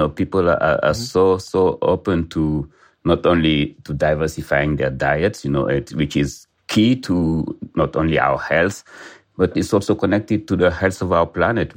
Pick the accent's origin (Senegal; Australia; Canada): Senegal; I'm a chef from Senegal